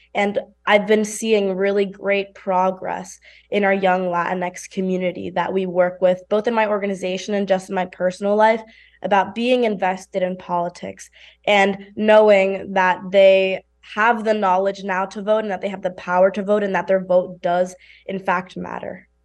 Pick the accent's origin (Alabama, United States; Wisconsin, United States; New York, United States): New York, United States; New York City; I come from New York City, which we know is a very highly industrial space